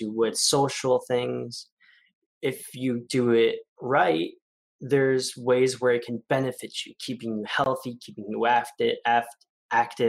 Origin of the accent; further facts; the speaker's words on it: Gilroy, California, United States; I am from Gilroy, California